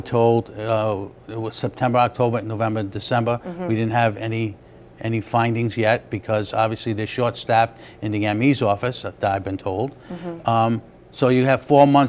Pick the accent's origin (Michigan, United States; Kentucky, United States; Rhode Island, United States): Rhode Island, United States; Smithfield; I'm from Smithfield.